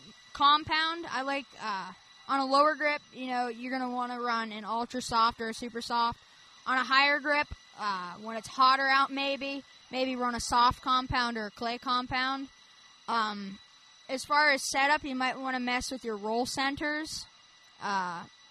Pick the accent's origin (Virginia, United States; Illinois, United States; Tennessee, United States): Tennessee, United States; Lewisburg; I'm from Southern Tennessee, Lewisburg in particular